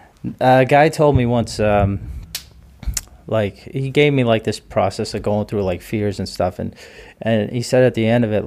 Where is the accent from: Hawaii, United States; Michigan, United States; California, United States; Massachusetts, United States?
Massachusetts, United States; Duxbury; Duxbury, South Shore.